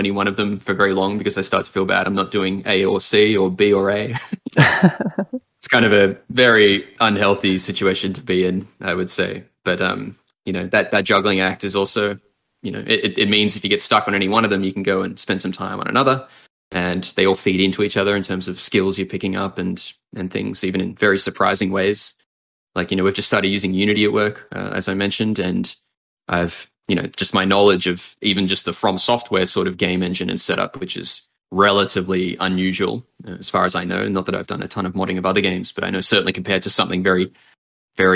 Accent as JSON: {"language": "English", "town": "Sydney", "region": "New South Wales", "country": "Australia", "tie": "born or raised there", "moved": "as an adult", "lives_now": "New York, United States", "said": "I've spent the first 25 years of my life in Sydney, and then it's been New York since then."}